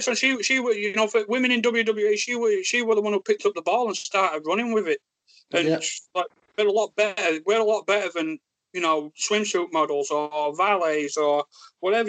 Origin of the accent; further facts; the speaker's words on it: Yorkshire and the Humber, United Kingdom; accent: thick Yorkshire; thick Yorkshire accent